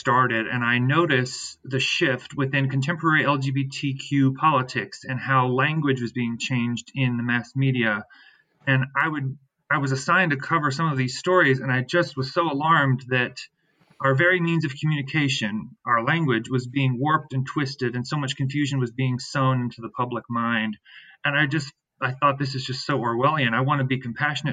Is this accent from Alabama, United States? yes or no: no; Shenandoah Valley, Virginia, United States; moved away as an adult; now in Washington, D.C., United States; I'm originally from the Shenandoah Valley of Virginia, a Mennonite boy from the valley